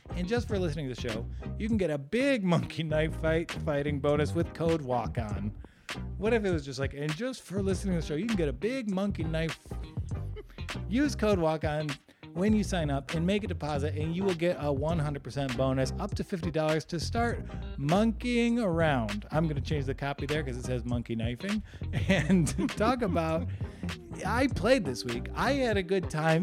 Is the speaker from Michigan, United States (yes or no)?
no; West Virginia, United States; West Virginia, my home state